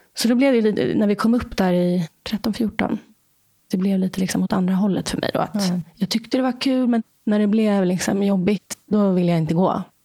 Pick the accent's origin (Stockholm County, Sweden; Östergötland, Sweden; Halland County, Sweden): Stockholm County, Sweden; Stockholm; Jag är uppvuxen i Vasastan i Stockholm.